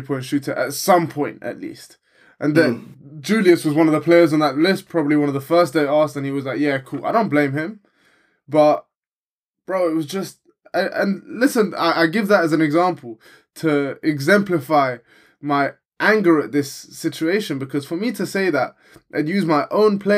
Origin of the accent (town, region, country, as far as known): England, United Kingdom